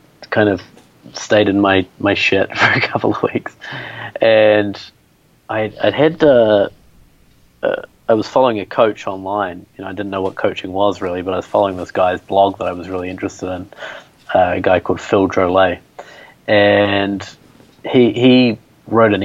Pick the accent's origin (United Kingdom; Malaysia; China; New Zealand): New Zealand; moved away; growing up in New Zealand, middle class